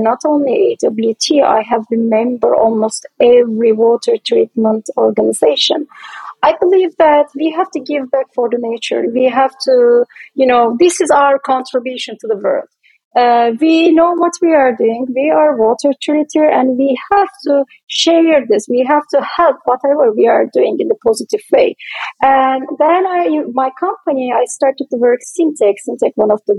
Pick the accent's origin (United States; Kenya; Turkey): Turkey; moved away; I am originally from Turkey